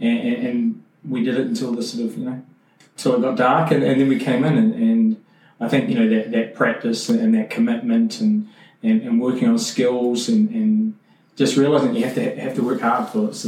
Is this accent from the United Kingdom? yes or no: no; Temuka, Canterbury, New Zealand; also born or lived in Timaru, New Zealand; I'm from New Zealand, grew up in a place called Timaru, which is in the South Island. And then sort of round about when I was probably about eight, moved to a small rural town called Temuka. It has a population of about 3,500.